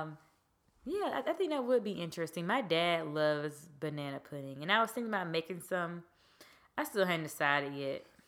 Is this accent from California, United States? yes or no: no; Georgia, United States; I'm from Georgia